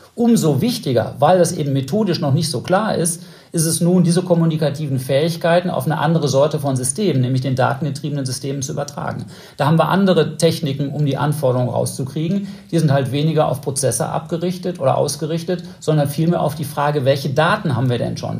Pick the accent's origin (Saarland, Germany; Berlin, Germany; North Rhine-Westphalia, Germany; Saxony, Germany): North Rhine-Westphalia, Germany; für mich als Westfale